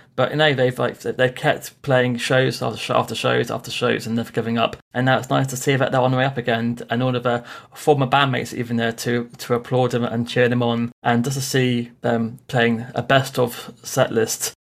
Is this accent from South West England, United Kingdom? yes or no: yes; Bournemouth, South West England, United Kingdom; I am from Bournemouth in England.